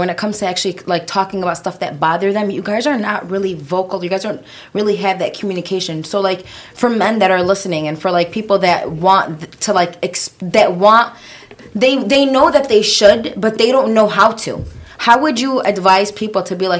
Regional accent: Yemen; We're from Yemen

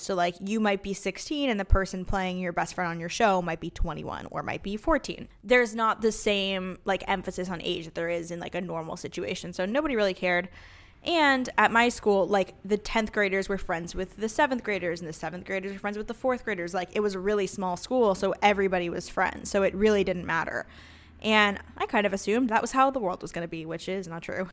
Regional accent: Los Angeles, California, United States; we grew up in Los Angeles, my sister

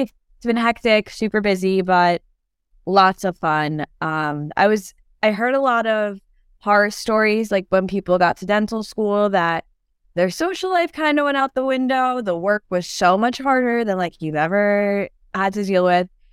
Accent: New York, United States; also born or lived in Turkey; I was actually born in Turkey, but I grew up in New York, so, um, I've been in New York for the past, like, twenty, twenty years now

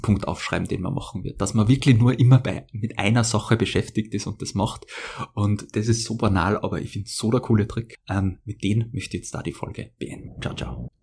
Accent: Austria; als Österreicher

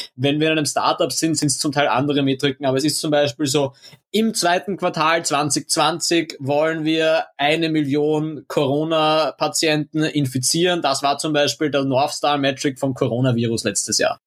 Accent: Austria; bei uns in Österreich

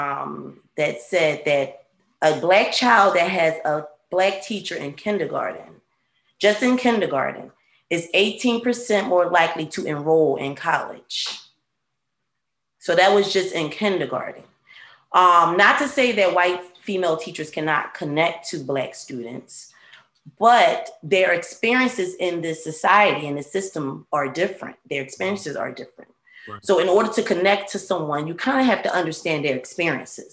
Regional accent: Philadelphia, Pennsylvania, United States; I'm from Philadelphia originally, born and raised

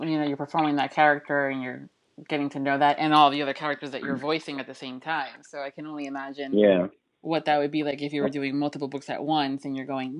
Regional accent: Miami, Florida, United States; Actually, I was born and raised in Miami, Florida.

